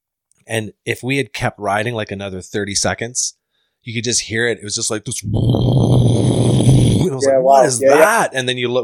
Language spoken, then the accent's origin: English; Ontario, Canada; moved away; also born or lived in Whistler, British Columbia; I grew up in Ontario